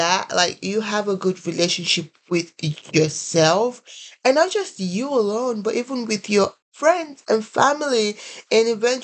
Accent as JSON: {"language": "English", "country": "Nigeria", "also_born_or_lived": "Columbia, South Carolina, United States", "moved": "as an adult", "lives_now": "United States", "said": "I am originally from Nigeria. I came in here to the United States about 6 years ago"}